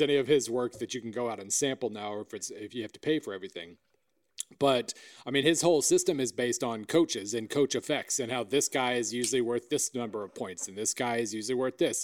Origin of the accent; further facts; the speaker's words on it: Oklahoma, United States; I'm from Oklahoma.